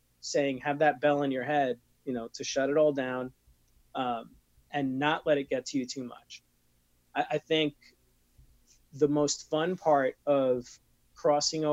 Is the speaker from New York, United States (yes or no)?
yes; New York, United States; I am from New York